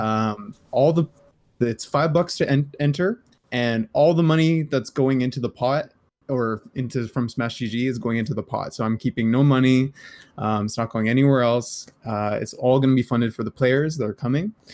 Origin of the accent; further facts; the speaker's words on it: Canada; I'm Canadian